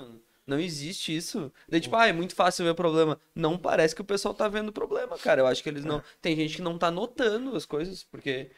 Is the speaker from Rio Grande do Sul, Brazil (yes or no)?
yes; Imbé, Rio Grande do Sul, Brazil; eu sou de Imbé